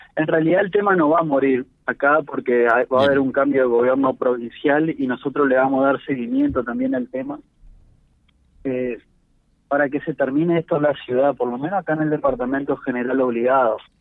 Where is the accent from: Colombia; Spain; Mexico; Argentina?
Argentina; como argentinos